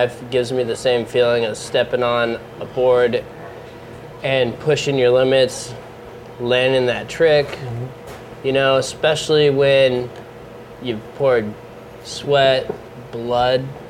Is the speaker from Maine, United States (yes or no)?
no; Bonita, California, United States; I grew up in Bonita